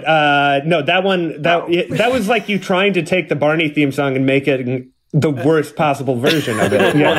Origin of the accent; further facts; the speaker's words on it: Wisconsin, United States; first, I'll apologize once more because I'm from Wisconsin and that's what we do.